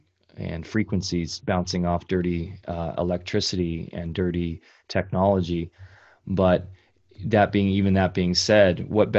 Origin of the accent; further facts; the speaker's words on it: Orange County, California, United States; I grew up in Orange County, California, which is just basically a concrete jungle now.